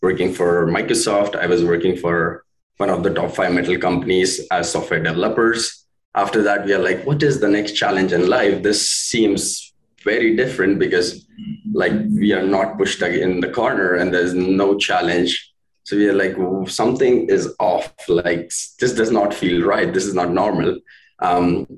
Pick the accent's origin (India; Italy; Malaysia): India; moved away as an adult; now in Canada; we're from India. We were born filthy rich